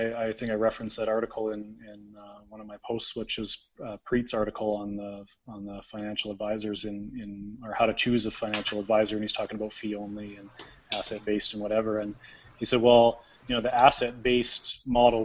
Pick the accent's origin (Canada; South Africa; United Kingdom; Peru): Canada; we're Canadian